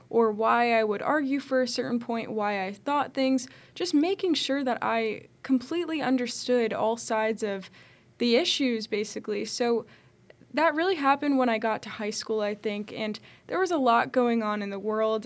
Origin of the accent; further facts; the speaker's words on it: Connecticut, United States; moved away; I grew up in Connecticut